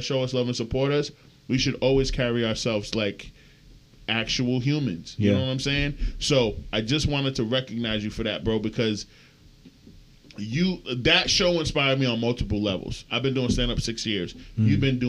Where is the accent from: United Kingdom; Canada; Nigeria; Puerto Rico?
Nigeria; I'm very Nigerian.